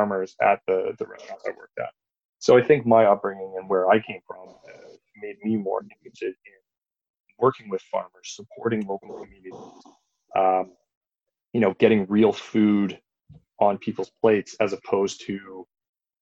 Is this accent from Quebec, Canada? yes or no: no; Belleville, Ontario, Canada; I grew up in the Belleville area, which is right near Prince Edward County